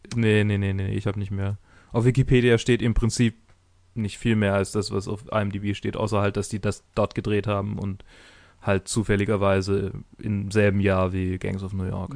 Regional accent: Swabia, Germany; Ich bin Schwabe

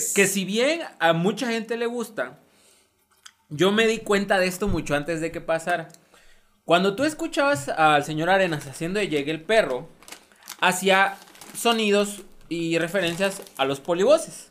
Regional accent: Tabasco, Mexico; accent: Tabasqueño (coastal); mi acento de costa sea lo más neutro posible. Y yo me doy cuenta cuando se me sale mi acento de costa. Se me sale lo tabasqueño.

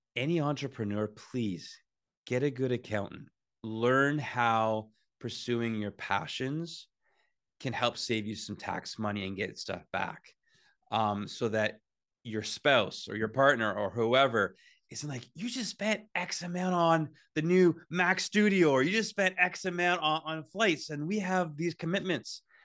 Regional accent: Whitby, Ontario, Canada; I'm from Whidbey. Uh, I love growing up in Whidbey

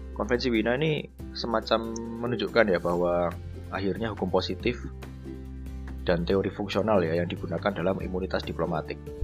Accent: Java, Indonesia; kita orang Jawa

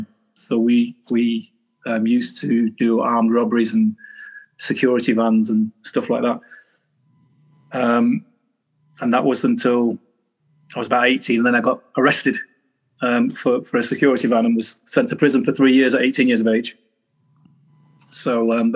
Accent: Manchester, North West England, United Kingdom; I was born in Manchester, a place called Longsight originally, because that's where I spent my former years, 10 years.

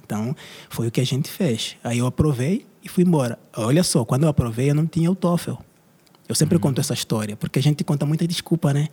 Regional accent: Angola; moved away as an adult; also born or lived in Brazil; vim do Brasil, mas eu sou originalmente de Angola

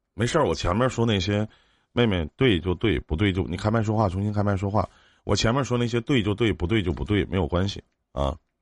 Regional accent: Northeast China, China; 我们东北这边

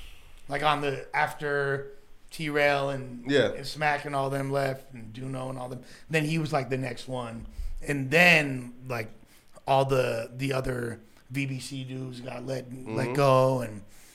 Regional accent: Los Angeles, California, United States; I grew up in West LA.

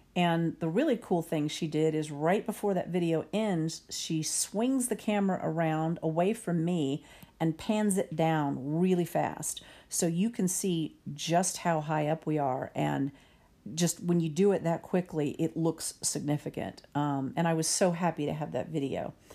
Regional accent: Texas, United States; I'm Texan

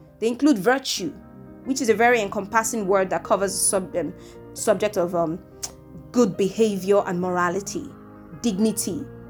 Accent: Nigeria; I'm from Nigeria.

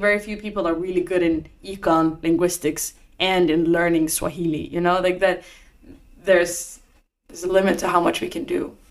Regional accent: Norway; I was just in my hometown in Norway.

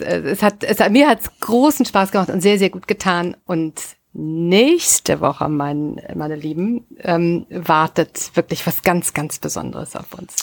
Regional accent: Rhineland, Germany; moved away as an adult; now in Northern Germany, Germany; ich bin ja Rheinländerin

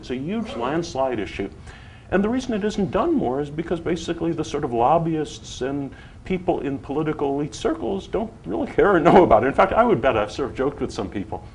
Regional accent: Silicon Valley, California, United States; I come from Silicon Valley.

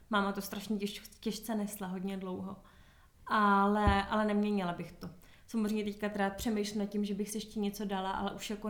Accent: Prague, Czechia; takže já jsem Pražečka

